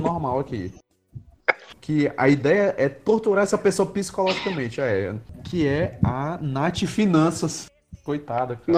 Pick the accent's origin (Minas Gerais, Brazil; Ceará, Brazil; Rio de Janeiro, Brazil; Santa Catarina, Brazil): Ceará, Brazil; a gente é do Ceará